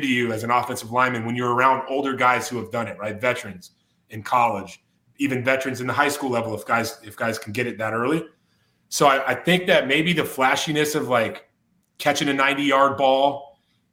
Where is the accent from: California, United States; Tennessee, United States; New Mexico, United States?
California, United States; Whittier; I'm from Whittier, California